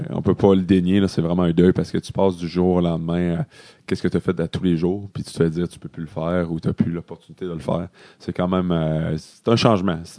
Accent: Quebec, Canada; Mais en vrai, j'ai, j'ai pas le sang du, Québec, mais j'ai été élevé au Québec, donc c'est tout comme.

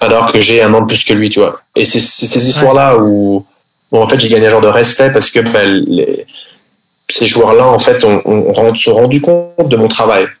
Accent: Paris, Île-de-France, France; first language French; moved away as an adult; also born or lived in Sweden; je suis français, je, je viens de Paris.

